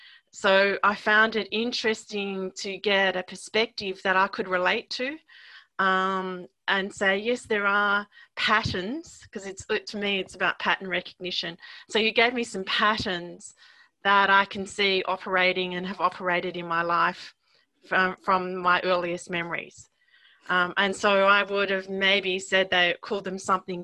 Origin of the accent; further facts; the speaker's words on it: Australia; being an Australian